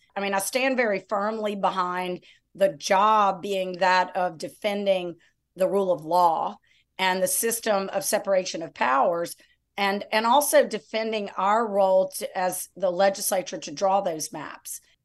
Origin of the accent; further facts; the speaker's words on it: Lafayette, Louisiana, United States; also born or lived in New Orleans; now in Baton Rouge, United States; I was raised in Lafayette